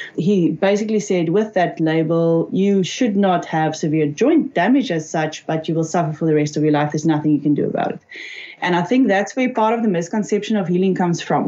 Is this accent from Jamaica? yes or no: no; South Africa; I'm from South Africa